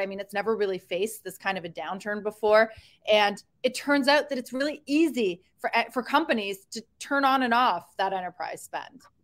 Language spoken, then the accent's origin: English; Canada; a fellow Canadian